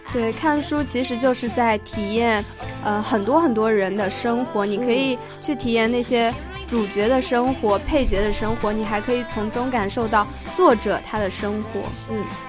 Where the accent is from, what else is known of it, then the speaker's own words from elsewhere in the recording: Hangzhou, Zhejiang, China; 我来自浙江杭州